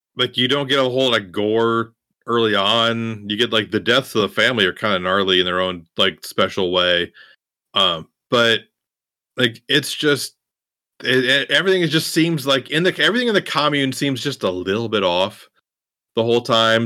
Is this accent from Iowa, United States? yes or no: yes; Iowa, United States; growing up in Iowa, in the country